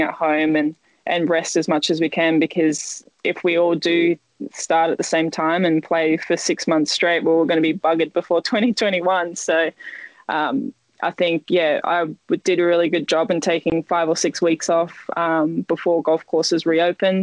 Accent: Western Australia, Australia; it's nice to be in WA

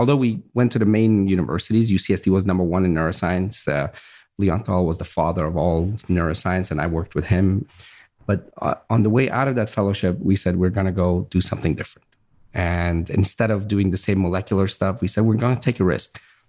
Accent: Virginia, United States; My grandfather, same thing. We grew up in Virginia, and I remember we had a farm

